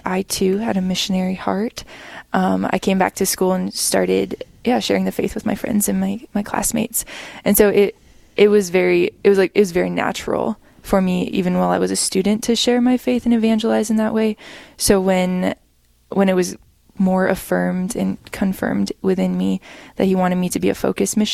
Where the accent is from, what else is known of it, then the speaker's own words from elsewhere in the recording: Killdeer, North Dakota, United States; I grew up in or around Killdeer, North Dakota, on a farm with a really big family